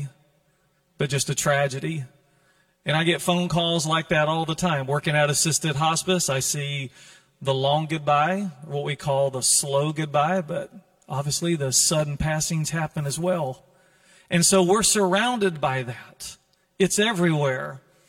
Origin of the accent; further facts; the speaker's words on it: North Carolina, United States; now in California, United States; I'm from the South, in case you wonder, North Carolina, way over yonder